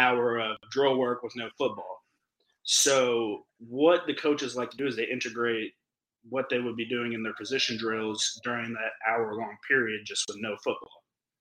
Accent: Louisville, Kentucky, United States; I'm from Louisville

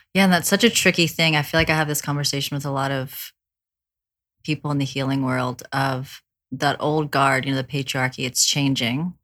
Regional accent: the South, United States; I grew up in the South

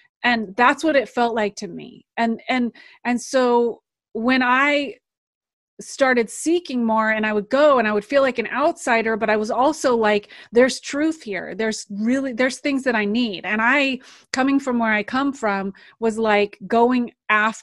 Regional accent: United States; also born or lived in Santa Cruz, California / Alaska; I grew up in Santa Cruz, California and Alaska.

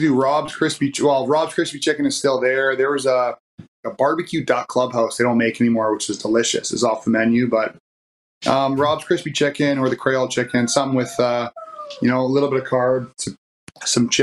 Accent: Coquitlam, British Columbia, Canada; moved away; I actually grew up in Coquitlam

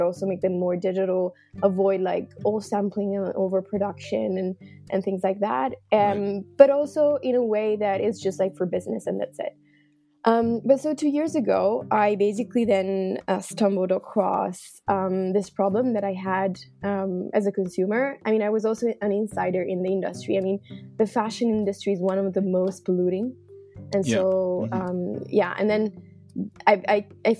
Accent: Milan, Lombardy, Italy; moved away as an adult; now in Netherlands; I was born and raised in Milan, so I'm actually Italian. And I moved to the Netherlands around almost now 5 years ago

